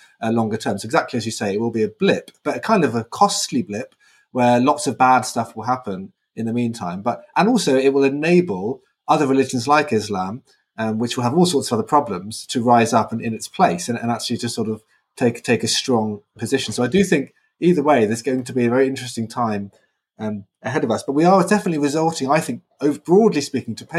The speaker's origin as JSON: {"language": "English", "town": "Brighton", "region": "South East England", "country": "United Kingdom", "tie": "born or raised there", "moved": "yes", "said": "I was in Brighton, my hometown"}